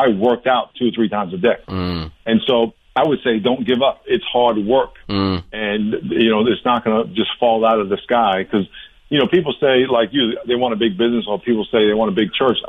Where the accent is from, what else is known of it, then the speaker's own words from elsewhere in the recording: New York, United States; I grew up in New York. I went running outside in high school in snow 2 feet deep with 5 below 0.